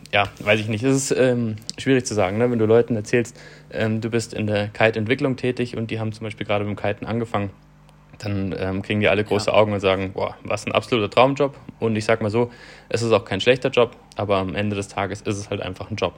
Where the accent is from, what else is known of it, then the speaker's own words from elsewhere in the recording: Southern Germany, Germany; moved away as an adult; grundsätzlich bin ich in Süddeutschland aufgewachsen